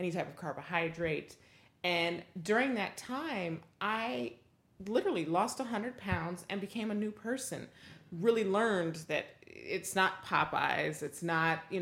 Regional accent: Denver, Colorado, United States; So I grew up in the Midwest

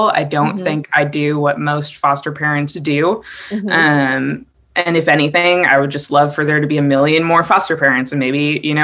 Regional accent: Wisconsin, United States; I grew up in Wisconsin

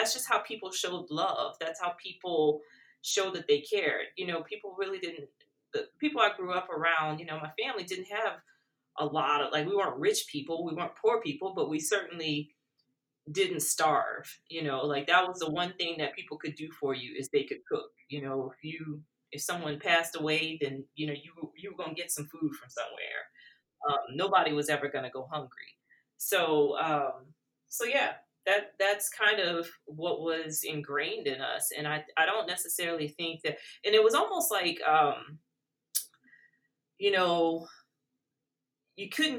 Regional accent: South Louisiana, United States; growing up in South Louisiana

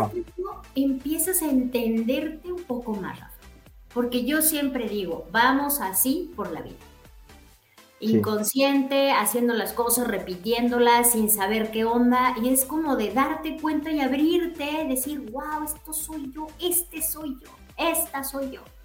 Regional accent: Mexico; moved away; somos mexicanos y, venimos de allá

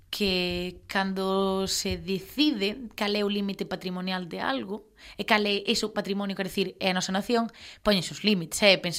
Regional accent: Ferrol, Galicia, Spain; se eu son de Ferrol, para min é máis fácil identificarme co, ca festividade

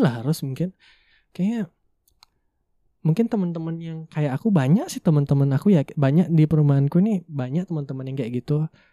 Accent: Jimbaran, Bali, Indonesia; first language Indonesian; also born or lived in Buleleng, Bali; aku tuh besar dan ya emang tumbuh besar tuh di Badung tepatnya di Jimbaran

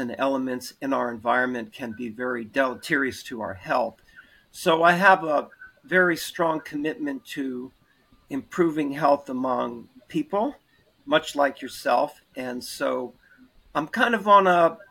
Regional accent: Bethesda, Maryland, United States; moved away as an adult; also born or lived in Washington, D.C. / Atlanta / Boston / Baltimore; I'm a native of Washington, D.C., and I grew up in Bethesda, Maryland

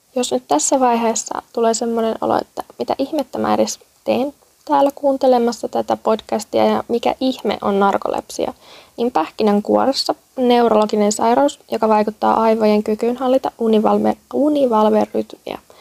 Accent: Kurikka, South Ostrobothnia, Finland; moved away as an adult; now in Helsinki, Finland; Olen Etelä-Pohjanmaan kasvatti. Kurikalle kunniaa.

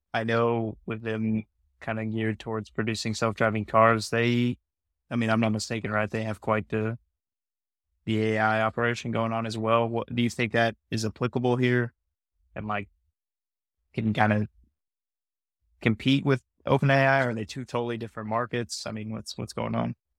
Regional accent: United States; as an American

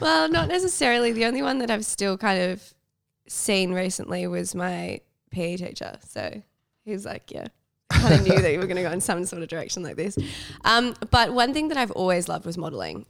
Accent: Melbourne, Victoria, Australia; also born or lived in New York; I grew up in Melbourne

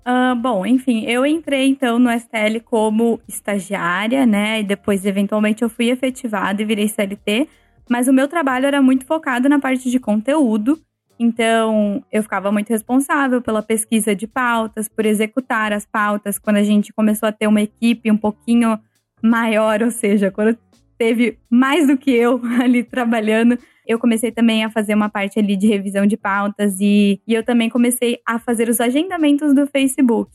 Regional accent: Ribeirão Preto, São Paulo, Brazil; moved away as an adult; now in Amsterdam, Netherlands; Ribeirão Preto, que é a cidade onde eu nasci e onde eu estudei até o final do colegial

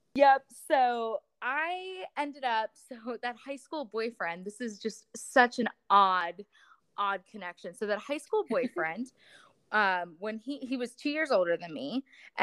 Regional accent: Florida, United States; moved away as an adult; I came back to my my hometown in Florida

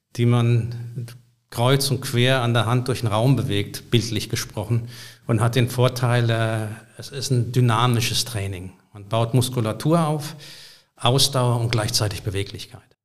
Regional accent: Berlin, Germany; Ich komme aus Berlin

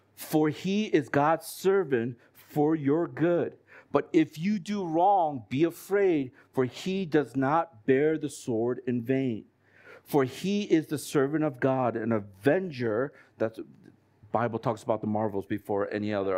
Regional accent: United States; moved away as an adult; I've been brought up in the States

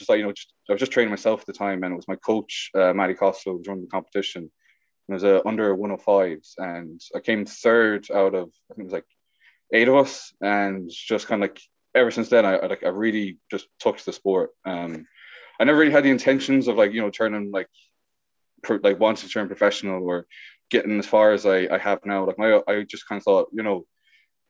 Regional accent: Ballina, Connacht, Ireland; now in Galway, Ireland; I'm from Ballina, County Mayo. I'm currently living in Galway

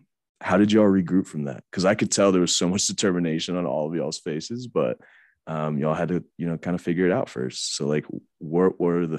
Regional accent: Virginia, United States; moved away; I'm from Virginia and this was not a thing when I was in Virginia.

